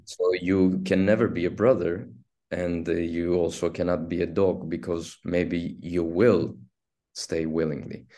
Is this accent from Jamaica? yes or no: no; Istanbul, Turkey; first language Turkish; English is a second language; I was born in Istanbul and I'm raised in Istanbul and I've spent twenty-nine years in Istanbul